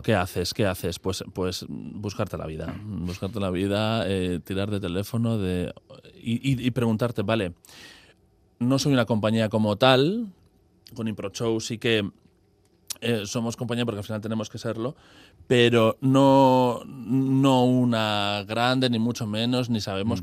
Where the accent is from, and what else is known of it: Basque Country, Spain